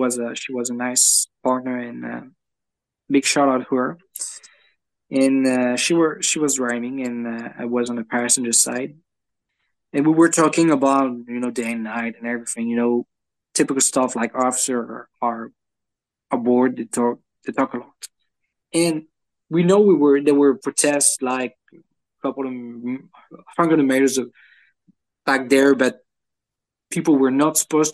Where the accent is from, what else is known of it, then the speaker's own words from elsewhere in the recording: France; accent: French; English is a second language; with my French accent